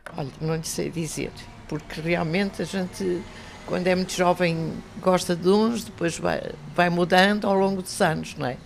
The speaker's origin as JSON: {"language": "Portuguese", "area": "outskirts of Porto", "region": "Porto District", "country": "Portugal", "said": "Sou dos arredores de Porto, sou do Bonimar"}